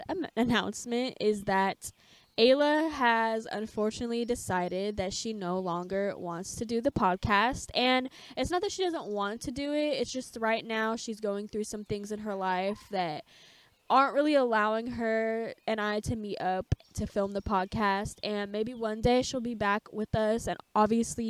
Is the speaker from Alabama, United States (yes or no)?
no; California, United States; moved away as an adult; also born or lived in Oregon; I am from California